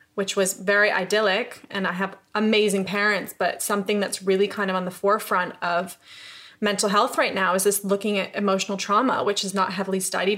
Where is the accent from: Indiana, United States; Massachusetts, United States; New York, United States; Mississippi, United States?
New York, United States; upstate; moved away as an adult; also born or lived in Los Angeles; now in London, United Kingdom; I'm from New York. I'm from upstate New York